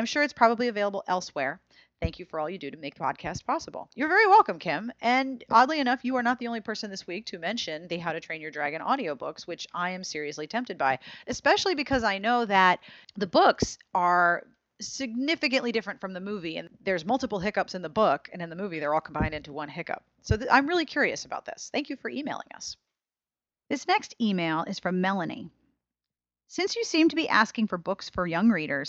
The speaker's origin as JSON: {"language": "English", "town": "Pittsburgh", "region": "Pennsylvania", "country": "United States", "said": "I'm totally from Pittsburgh"}